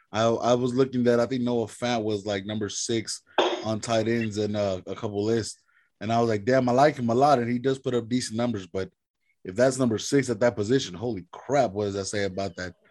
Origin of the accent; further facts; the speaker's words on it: Dallas, Texas, United States; I grew up here in Dallas